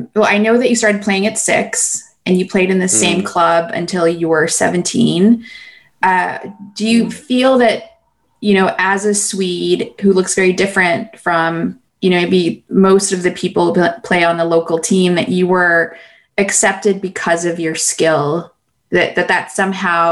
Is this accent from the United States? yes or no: no; Philippines; when I was growing up in the Philippines